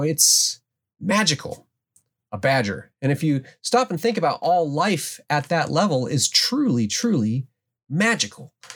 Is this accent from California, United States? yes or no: no; Alaska, United States; growing up in the Alaskan wilderness